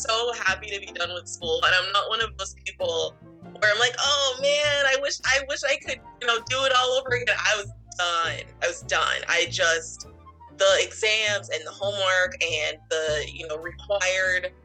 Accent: Brunswick, Maine, United States; also born or lived in Portland, Maine; I grew up in Brunswick and I've lived in Maine my whole life.

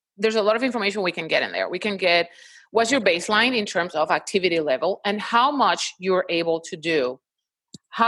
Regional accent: Puerto Rico; moved away as an adult; now in Houston, United States; I'm located in Houston, Texas, but I'm originally from Puerto Rico

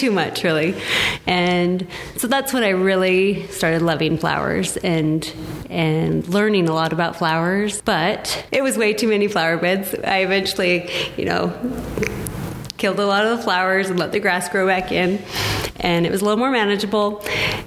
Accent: Enterprise, United States; moved away as an adult; also born or lived in Wyoming / Logan; I grew up in Enterprise, and when I left, I swore I'd never move back

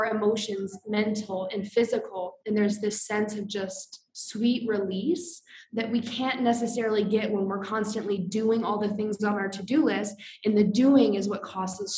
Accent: Iowa, United States; moved away as an adult; also born or lived in Colorado; I grew up in Iowa.

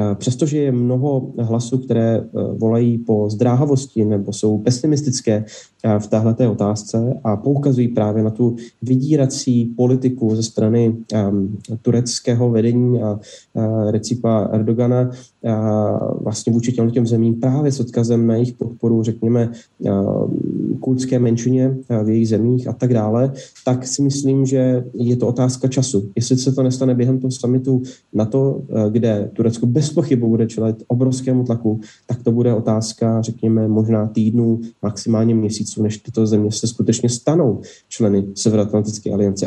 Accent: Czechia; já jako Čech

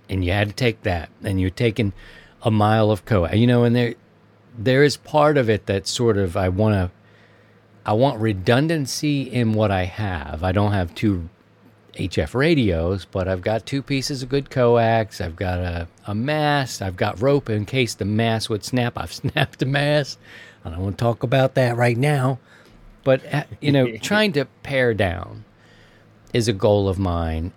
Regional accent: Maryland, United States; moved away; my home state of Maryland

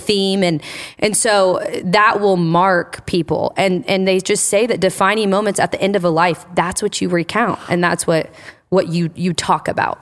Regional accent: Indiana, United States; also born or lived in Michigan; now in New Albany, Ohio, United States; I'm from Indiana

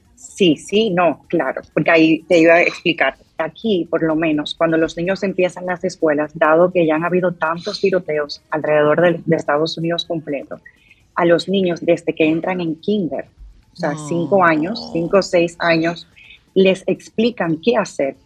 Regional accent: Dominican Republic; now in United States; yo como dominicana

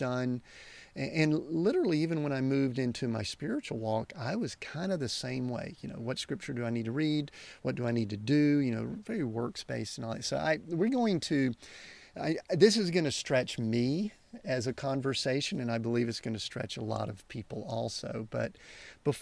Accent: Southern United States, United States; accent: Southern United States; my Southern United States accent

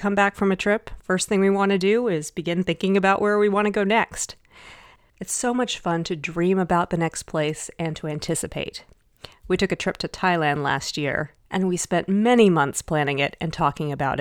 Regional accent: Dallas, Texas, United States; I grew up in Dallas, Texas.

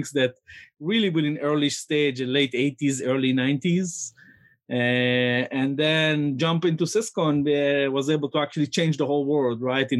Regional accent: Jerusalem, Jerusalem District, Israel; now in San Francisco, United States; I was born in Jerusalem, Israel. And I'm ninth generation in Jerusalem

